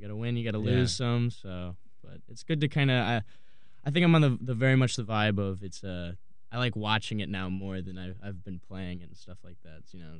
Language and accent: English; Buffalo, New York, United States; I grew up in Buffalo, New York